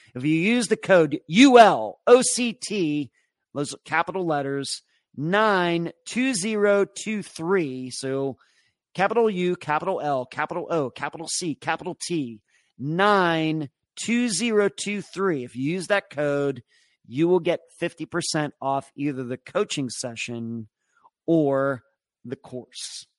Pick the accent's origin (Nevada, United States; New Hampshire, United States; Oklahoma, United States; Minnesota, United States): Nevada, United States; Las Vegas; moved away; I'm from Las Vegas and I have contacts there